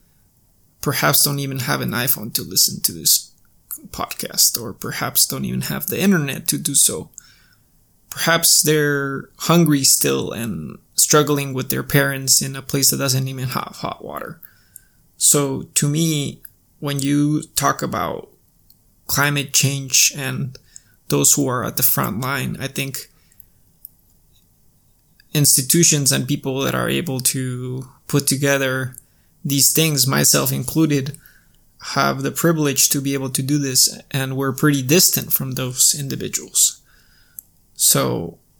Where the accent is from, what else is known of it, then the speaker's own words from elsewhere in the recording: Cusco, Peru; moved away; Cusco, my hometown